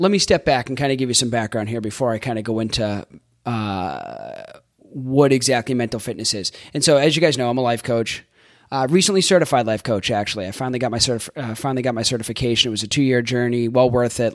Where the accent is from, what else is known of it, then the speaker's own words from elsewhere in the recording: Boston, Massachusetts, United States; I'm from Boston, and I grew up in a, um, the Northeast